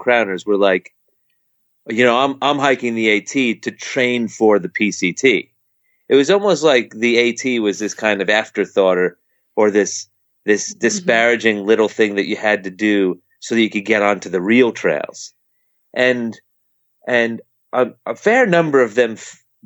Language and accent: English; near Harriman State Park, East Coast, New York, United States; I've grew up on the East Coast. I grew up right near Harriman State Park